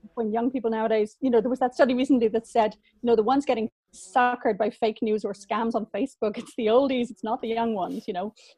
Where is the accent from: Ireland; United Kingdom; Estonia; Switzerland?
Ireland; Dublin, Leinster; moved away as an adult; I was from Dublin and I emigrated at 20